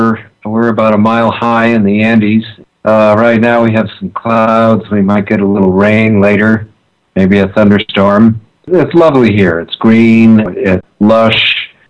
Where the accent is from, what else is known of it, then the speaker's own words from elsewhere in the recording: Belmont, Massachusetts, United States; I grew up in the Boston suburb of Belmont, sort of in the shadow of Harvard University